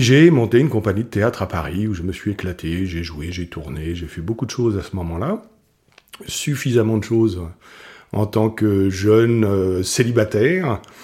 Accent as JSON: {"language": "French", "country": "Morocco", "tie": "born or raised there", "said": "je suis né au Maroc"}